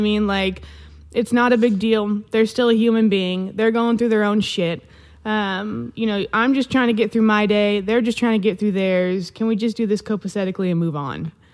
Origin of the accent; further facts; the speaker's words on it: Vancouver, Washington, United States; I am from Washington State. I grew up in Vancouver, Washington, right next to Portland, Oregon